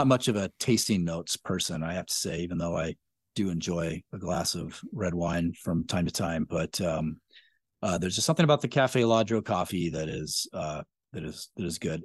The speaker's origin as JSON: {"language": "English", "town": "Spokane", "region": "Washington", "country": "United States", "tie": "born or raised there", "said": "I grew up in Spokane"}